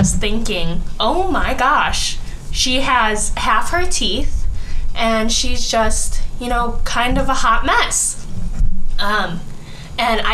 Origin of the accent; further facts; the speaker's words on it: Bartlett, United States; where I grew up in Bartlett, it's a very, like, suburban area